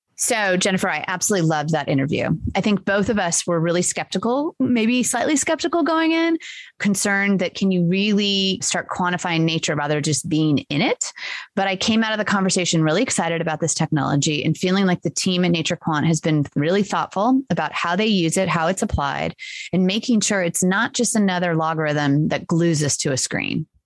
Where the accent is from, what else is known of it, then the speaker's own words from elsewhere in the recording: Los Angeles, California, United States; now in Atlanta, United States; where I grew up in Los Angeles